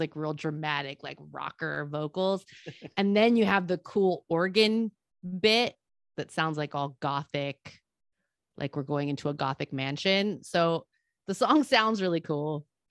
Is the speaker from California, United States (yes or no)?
yes; Salinas, California, United States; my hometown, Salinas